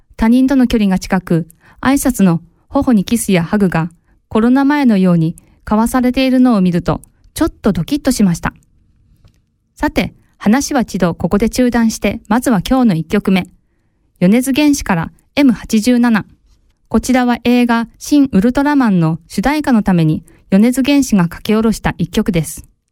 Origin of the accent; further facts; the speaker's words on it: Japan; now in Switzerland; 約3年ぶりに日本へ里帰りをし